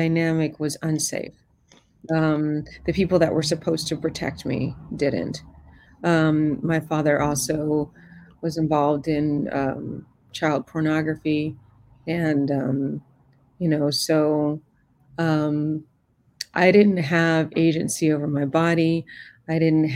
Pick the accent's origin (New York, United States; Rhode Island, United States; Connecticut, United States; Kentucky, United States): New York, United States; New York City; I was born in Queens, New York, mm-hmm. and in the 70s.